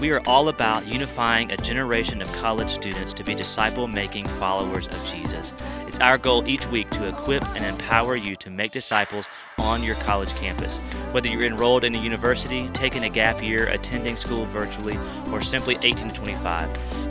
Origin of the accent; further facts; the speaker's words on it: Mississippi, United States; So I grew up in South Mississippi.